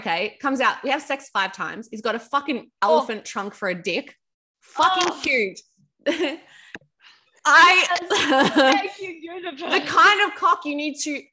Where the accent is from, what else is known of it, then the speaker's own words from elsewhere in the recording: Melbourne, Victoria, Australia; now in Sydney, Australia; I'm from Melbourne.